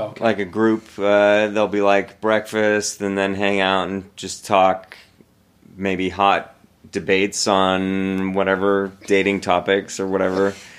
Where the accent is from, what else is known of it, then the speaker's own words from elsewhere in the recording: Seattle, Washington, United States; Growing up, because I grew up in the Seattle area, so we would go to the Stake Center.